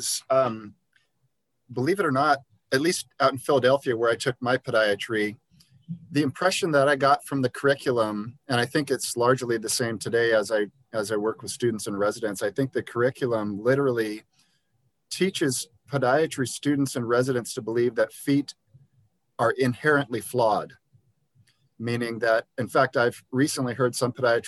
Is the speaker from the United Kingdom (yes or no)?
no; Liberia; And I grew up in Liberia, West Africa, where my friends didn't own shoes.